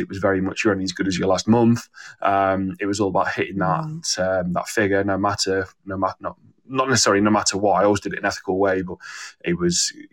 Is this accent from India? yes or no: no; Manchester, North West England, United Kingdom; moved away as an adult; also born or lived in Warwick; I'm from Manchester